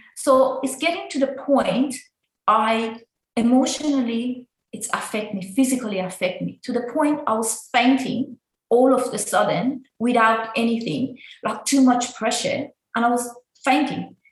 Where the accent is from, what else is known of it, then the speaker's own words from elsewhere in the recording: Iran; now in Australia; I was like before in Iran